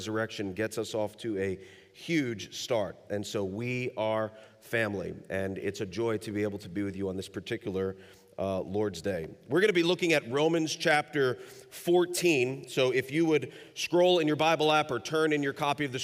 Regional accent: New York City, New York, United States; now in Northern Kentucky, United States; We live in Northern Kentucky. We've lived there for the past 17 years, but I'm originally from New York City

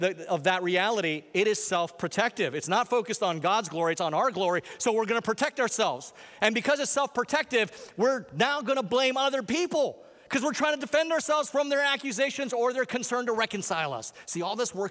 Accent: Hawaii, United States; I'm from Hawaii

